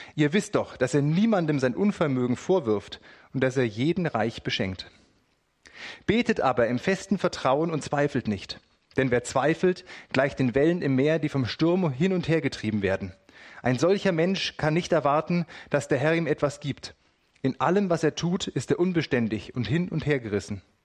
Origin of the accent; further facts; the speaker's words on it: Germany; bei uns in Deutschland